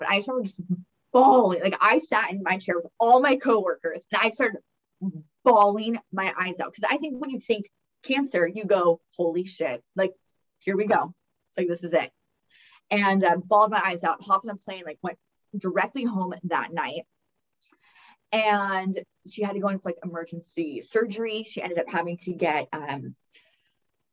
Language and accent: English; California, United States; I come from, you know, we're from California